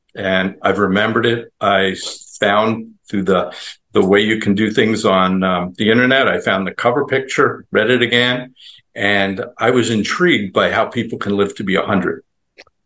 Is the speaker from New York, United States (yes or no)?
yes; Long Island, New York, United States; now in Tampa Bay area, United States; I live in the Tampa Bay area, but I grew up not far from where your picture is in Times Square. I grew up on Long Island